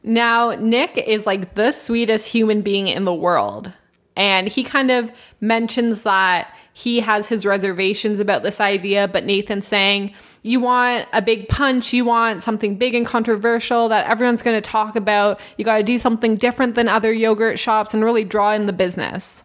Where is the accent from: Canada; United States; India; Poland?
Canada; we're from Canada